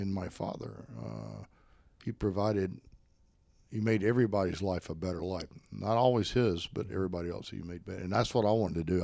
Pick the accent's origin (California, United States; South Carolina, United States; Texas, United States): South Carolina, United States; Spartanburg; also born or lived in Greenville, South Carolina; I cr-, crawled over to Spartanburg area